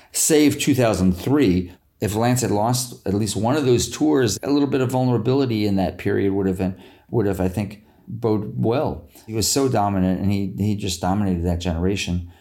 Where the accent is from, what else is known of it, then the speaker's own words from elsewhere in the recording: United States; as an American